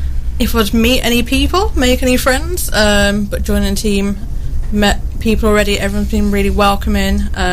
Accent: Birmingham, West Midlands, United Kingdom; moved away as an adult; now in Newark, United Kingdom; I've been here in Newark for about a month and a half now. I'm from Birmingham, big city. Lived in all big cities all the time.

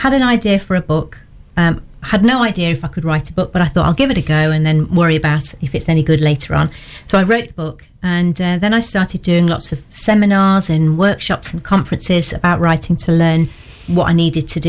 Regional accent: Birmingham, West Midlands, United Kingdom; moved away as an adult; also born or lived in Nottingham; now in Lambley, United Kingdom; I'm originally from Birmingham, but I came to Nottingham in the late 80s

